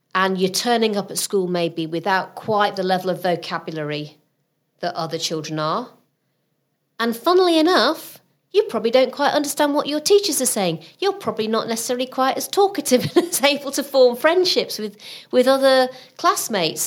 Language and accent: English; Rotherham, Yorkshire and the Humber, United Kingdom; moved away as an adult; also born or lived in Southampton; my ambition when I was growing up in Rotherham was I wanted to be the first in my family to get to university